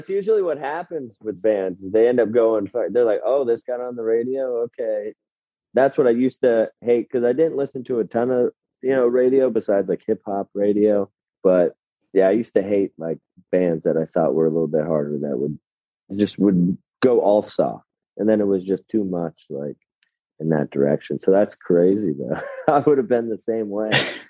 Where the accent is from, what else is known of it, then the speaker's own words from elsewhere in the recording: Altoona, Wisconsin, United States; also born or lived in Eau Claire; I was born in Eau Claire, but lived in Altoona.